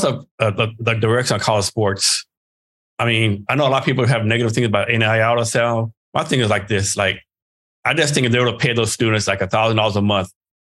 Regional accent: Texas, United States; moved away; I retired from the Army up here. And like my wife pretty much made me stay, but I'm from Texas. Texas is always home.

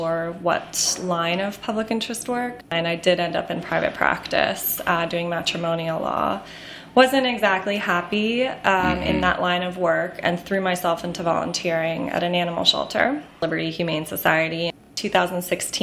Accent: Pennington, New Jersey, United States; I grew up in central New Jersey

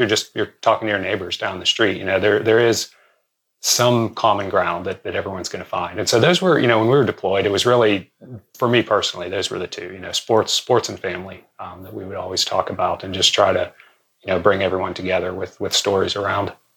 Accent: Western Pennsylvania, United States; I grew up around around Western Pennsylvania

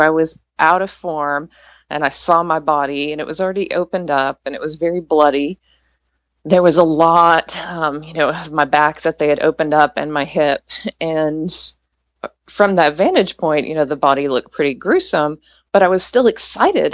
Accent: East Texas, United States; I grew up in East Texas

